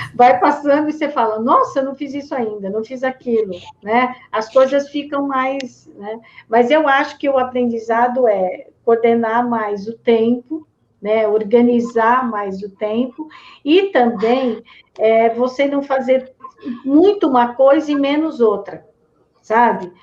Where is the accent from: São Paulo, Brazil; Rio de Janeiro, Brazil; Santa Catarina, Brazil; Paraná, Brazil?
São Paulo, Brazil; Americana; eu sou lá da cidade de Americana